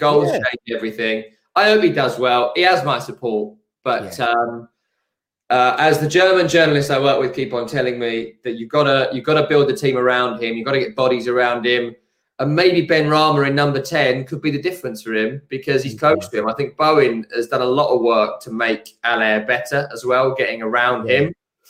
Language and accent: English; Hornchurch, London, United Kingdom; I'm from Raynham, Hornchurch. I live in Rockford now, so I am the Hornchurch.